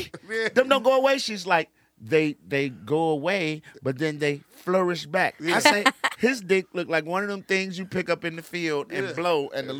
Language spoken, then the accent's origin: English; Chicago, Illinois, United States; born or raised there; also born or lived in DeKalb, Illinois